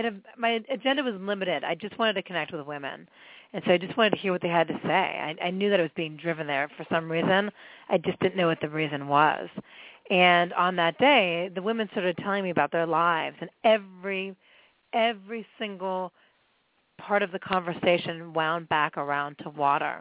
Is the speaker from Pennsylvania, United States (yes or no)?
yes; Pittsburgh, Pennsylvania, United States; moved away; I grew up in Pittsburgh and in a, you know, a fairly conservative family, and in the 70s